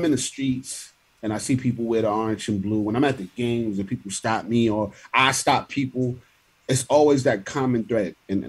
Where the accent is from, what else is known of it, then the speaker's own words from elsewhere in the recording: New York City, New York, United States; I grew up in Linwood Projects in East Flatbush